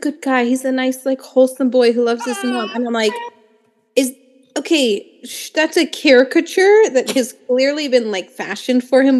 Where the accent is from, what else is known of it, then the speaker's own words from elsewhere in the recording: Pennsylvania, United States; I'm not from Philadelphia. I'm from like rich suburban area of Pennsylvania.